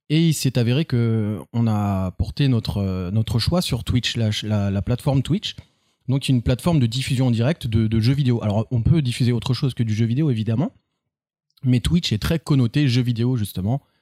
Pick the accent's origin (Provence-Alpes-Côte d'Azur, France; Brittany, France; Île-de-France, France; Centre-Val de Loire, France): Centre-Val de Loire, France; Orléans; je suis né à Orléans le 13.